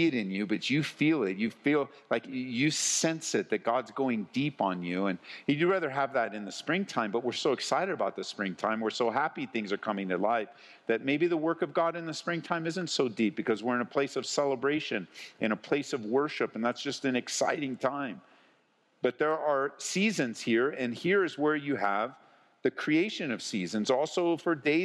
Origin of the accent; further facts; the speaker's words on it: Southern California, United States; now in Colorado, United States; growing up in Southern California